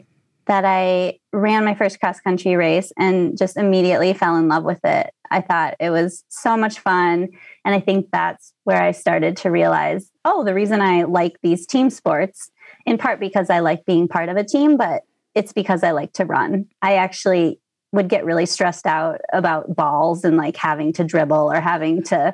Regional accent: Stillwater, Minnesota, United States; moved away as an adult; now in Seattle, United States; I was born and raised in Minnesota. I grew up in a town called Stillwater, which is just outside of the Twin Cities

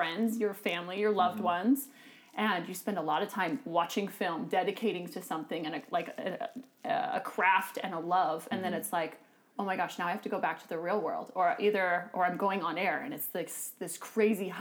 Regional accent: Pacific Northwest, United States; I grew up in the Pacific Northwest

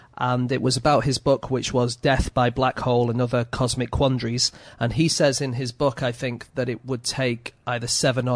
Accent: Lancashire, North West England, United Kingdom; I'm from Lancashire.

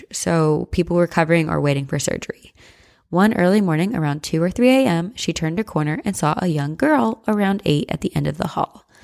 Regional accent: Ontario, Canada; Oh, did I mention I'm from Ontario, Canada? Five minutes from the beaches of Lake Erie?

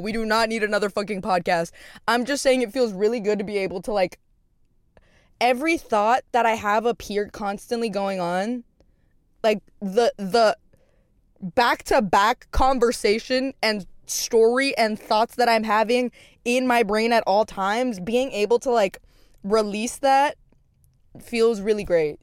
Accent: Texas, United States; now in Los Angeles, United States; It's, like, a normal Texas hometown, like, suburban

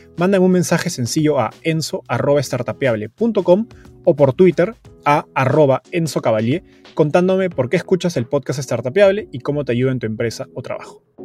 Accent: Peru; ambos somos peruanos

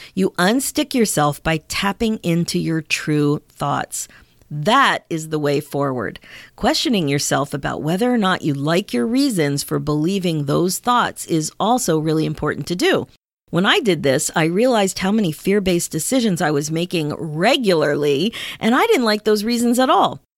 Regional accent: Pennsylvania, United States; also born or lived in Ontario, Canada; now in Canada; I grew up in Pennsylvania. My kids grew up in Ontario. And here in Canada, we say grade nine.

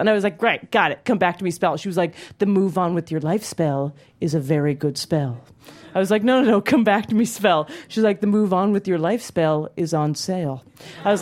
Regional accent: Calgary, Alberta, Canada; moved away; I grew up in Calgary, Alberta, Canada

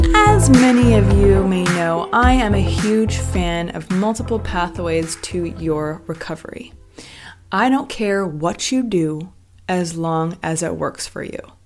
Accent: Vancouver, British Columbia, Canada; moved away as an adult; also born or lived in Los Angeles, United States; I'm originally from Vancouver, Canada

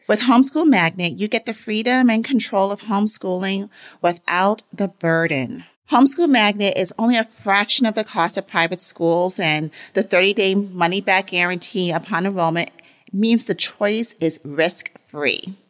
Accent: New York, United States; growing up in New York

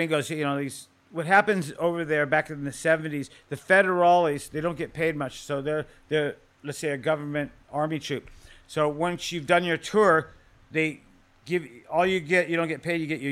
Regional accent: Southern California, United States; Growing up in Southern California

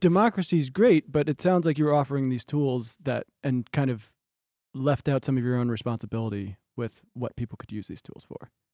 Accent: New Jersey, United States; I grew up in New Jersey

